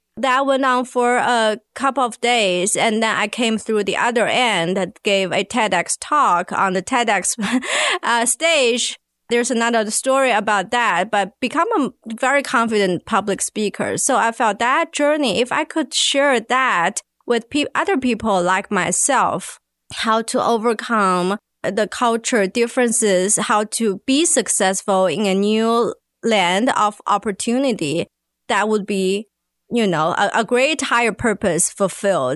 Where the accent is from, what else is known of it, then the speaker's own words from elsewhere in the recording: China; now in Arkansas, United States; I'm from China